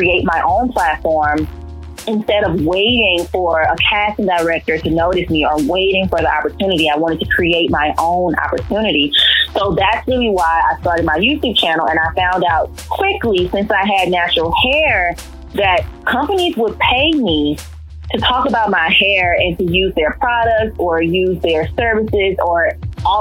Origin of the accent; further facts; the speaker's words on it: St. Francisville, Louisiana, United States; moved away; I grew up in St. Francisville, Louisiana. That's where my whole family is.